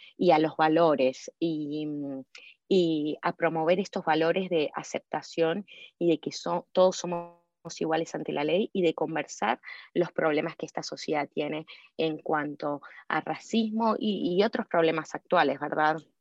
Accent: Ciudad Jardín Lomas del Palomar, Buenos Aires Province, Argentina; moved away as an adult; now in Chicago, United States; yo soy de Ciudad Jardín, Palomar, no sé si conoces, cerca de Urlinga, en el noroeste de Buenos Aires. Así que sí, nací y me crié toda mi vida ahí en Ciudad Jardín.

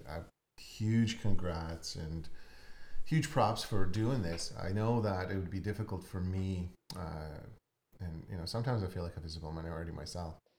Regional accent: Ukraine; moved away; I'm actually from Ukraine.

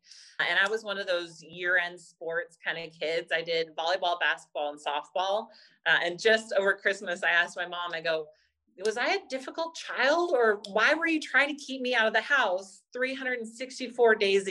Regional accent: Pebble Beach, California, United States; also born or lived in Santa Clara / San Francisco; I grew up in Pebble Beach area

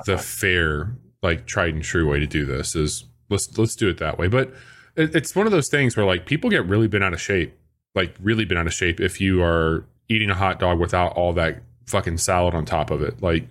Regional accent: Illinois, United States; I'm from Illinois.

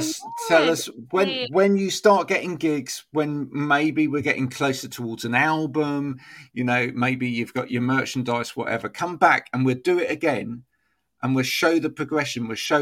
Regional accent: England, United Kingdom; especially because we're very English, aren't we? So, well, you're Scottish, but we're very English, some of us

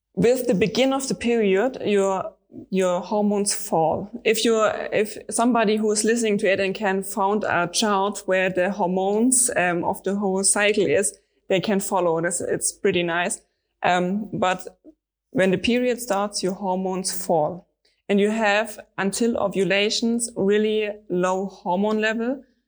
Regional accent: Stuttgart, Baden-Württemberg, Germany; I'm from Stuttgart. It's in the south of Germany

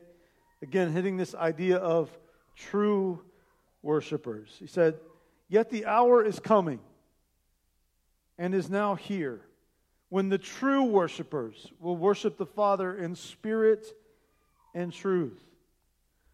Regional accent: Indiana, United States; moved away as an adult; now in Columbus, United States; I'm from Indiana

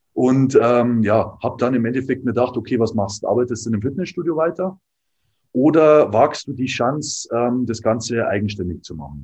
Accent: Dingolfing, Bavaria, Germany; moved away as an adult; also born or lived in Landshut; now in Nuremberg, Germany; ich bin eigentlich aus Landshut, quasi Niederbayern. Ähm, eigentlich noch tiefer quasi in Dingolfing

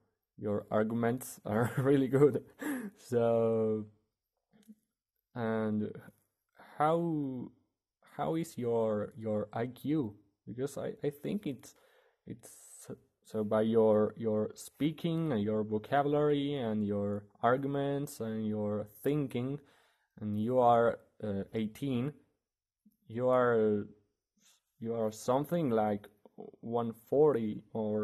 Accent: Argentina; from Argentina.

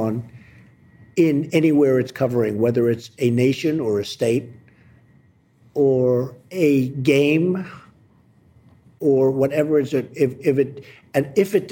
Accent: New York City, New York, United States; I came from Jamaica, Queens, Jamaica States

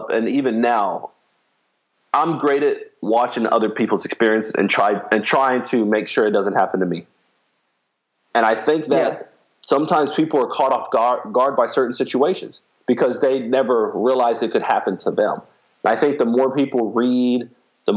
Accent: Miami, Florida, United States; I grew up in Miami, Florida, which is a big city, but it's a fast city

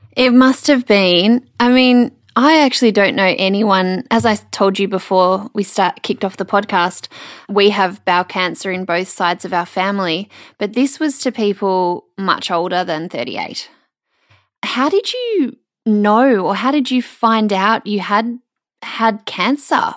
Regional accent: Melbourne, Victoria, Australia; now in Brisbane, Australia; the Melbourne girl in me

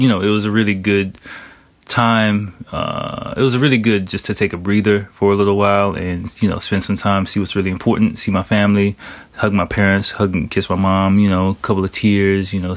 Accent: Washington, District of Columbia, United States; moved away as an adult; now in Japan; I took my family to my hometown of Washington, D.C. to visit my family

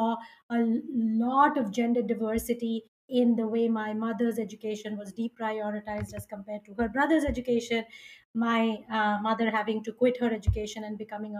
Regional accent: India; I was born and brought up in India

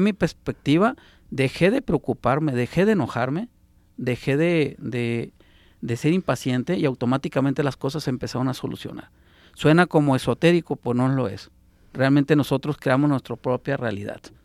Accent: Sonora, Mexico; now in Guadalajara, Mexico; Yo que soy de Sonora

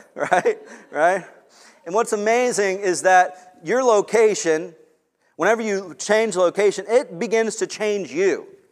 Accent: Long Beach, United States; moved away; I grew up in Long Beach also

